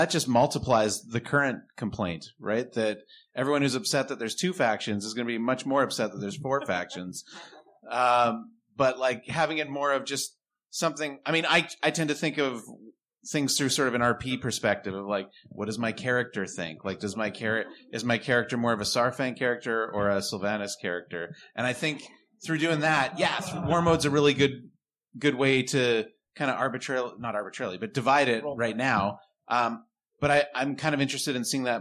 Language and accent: English; Canada; I'm Canadian